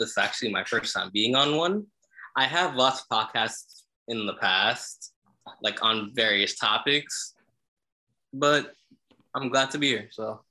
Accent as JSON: {"language": "English", "region": "New York", "country": "United States", "said": "I'm from New York."}